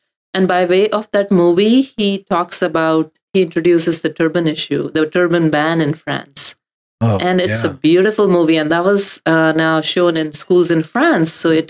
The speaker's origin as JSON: {"language": "English", "region": "central India", "country": "India", "tie": "born or raised there", "said": "So incidentally, I didn't speak Punjabi growing up. I was brought up in central India."}